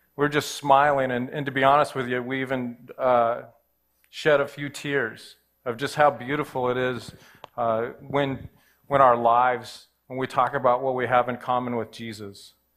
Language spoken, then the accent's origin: English; Southern California, United States; I grew up in Southern California